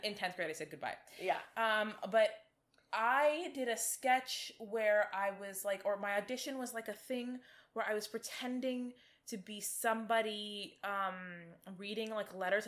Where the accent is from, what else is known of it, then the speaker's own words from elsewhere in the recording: Toronto, Ontario, Canada; we are from Toronto